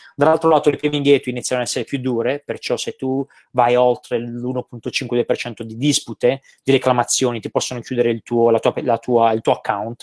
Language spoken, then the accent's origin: Italian; Gravina in Puglia, Apulia, Italy; moved away as an adult; also born or lived in Milan; now in Tenerife, Spain; nel mio paesino, a Gravina in Puglia